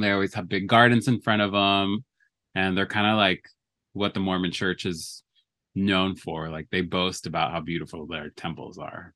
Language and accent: English; Alberta, Canada; now in Los Angeles, United States; I was born in Canada. I have dual citizenship, so I am a Canadian and a U S citizen. I was born in Alberta